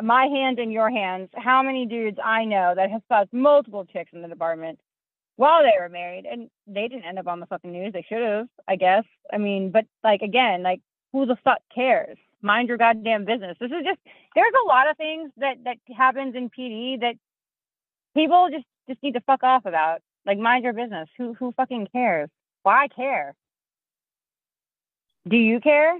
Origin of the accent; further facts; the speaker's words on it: the South, United States; I grew up in the South